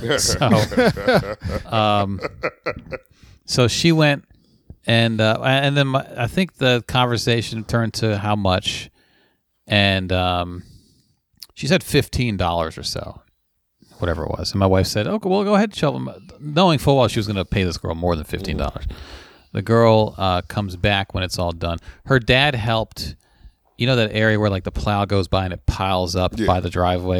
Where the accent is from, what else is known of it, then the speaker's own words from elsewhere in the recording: Baltimore, Maryland, United States; I'm from Baltimore and still figuring out the area.